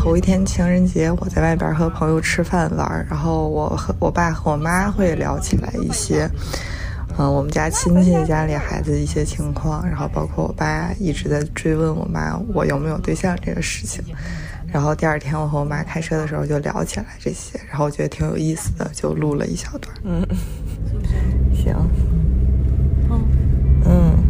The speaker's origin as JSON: {"language": "Chinese", "region": "Northeast China", "country": "China", "said": "因为我是东北人"}